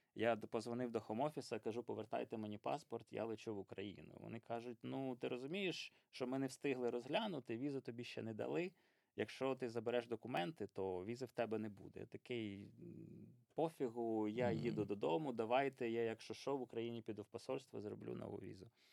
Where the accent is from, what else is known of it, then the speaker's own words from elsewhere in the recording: Poltava, Poltava Oblast, Ukraine; moved away as an adult; also born or lived in Pyriatyn district; now in United Kingdom; Я народився на Пирятинщині, там до п'яти років жив. Е, потім батьки отримали квартиру в Полтаві, переїхав до Полтави